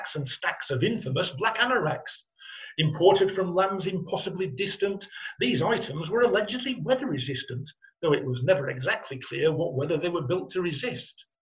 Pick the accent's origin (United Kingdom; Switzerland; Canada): United Kingdom; Ashton-under-Lyne, North West England; I was brought up in Ashton-under-Lyne